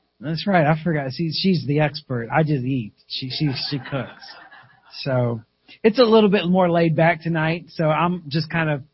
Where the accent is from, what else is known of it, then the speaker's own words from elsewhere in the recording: South Carolina, United States; My wife and I was raised in South Carolina.